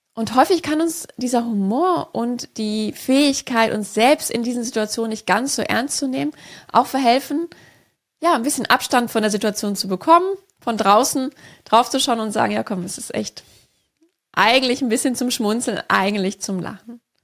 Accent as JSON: {"language": "German", "region": "Rhineland", "country": "Germany", "tie": "born or raised there", "said": "Ich bin gebürtige Rheinländerin"}